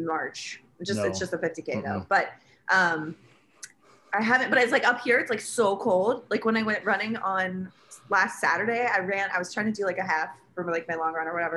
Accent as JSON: {"language": "English", "region": "Arizona", "country": "United States", "also_born_or_lived": "San Francisco", "moved": "yes", "lives_now": "Washington, DC, United States", "said": "I'm from Arizona originally"}